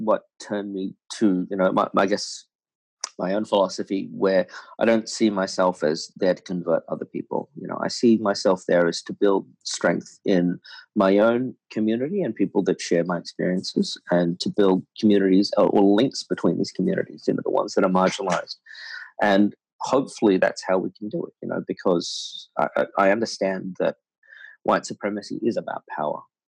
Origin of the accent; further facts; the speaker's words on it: Australia; I was born in Australia